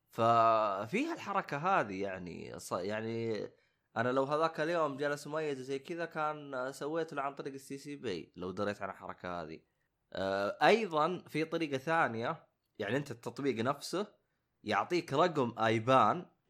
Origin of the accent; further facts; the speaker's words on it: Saudi Arabia; احنا خصوصا كسعوديين